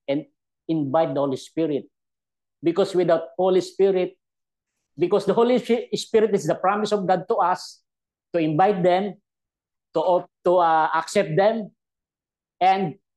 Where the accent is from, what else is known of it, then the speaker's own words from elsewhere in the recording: Philippines; English is a second language; as a Filipino